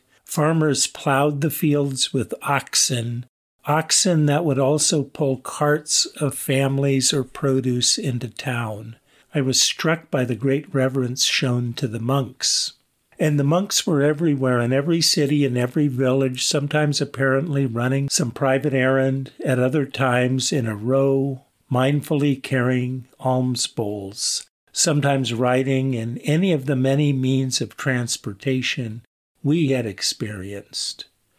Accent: United States; I was introduced as an American Mahayana priest who was about to be ordained as a Theravada monk.

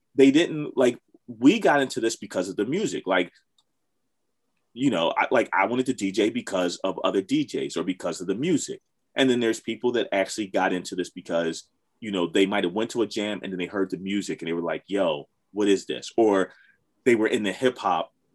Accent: Philadelphia, Pennsylvania, United States; growing up in Philly

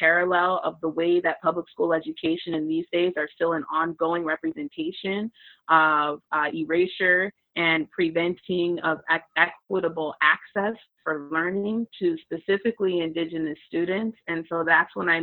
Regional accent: Lansing, Michigan, United States; moved away as an adult; now in Kalamazoo, United States; I'm from Lansing originally. That's where I was born and raised

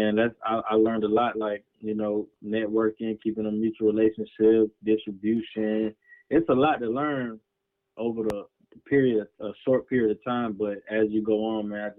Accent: Tallahassee, Florida, United States; moved away as an adult; now in Palm Bay, United States; I'm from Tallahassee, Florida

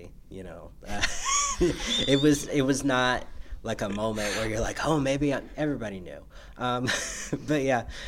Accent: Humble, Texas, United States; I'm from Humble originally.

